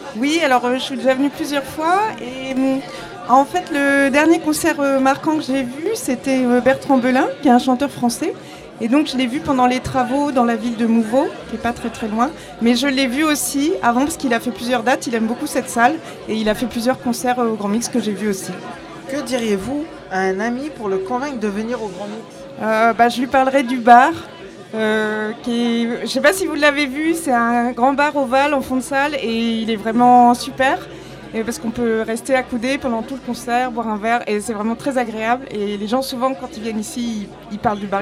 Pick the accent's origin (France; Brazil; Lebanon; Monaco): France; Lille, Hauts-de-France; De Lille